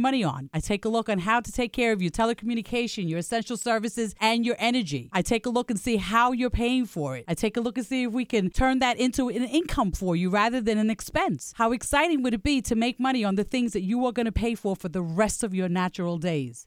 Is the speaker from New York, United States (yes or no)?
yes; New York City, New York, United States; I am from Staten Island, New York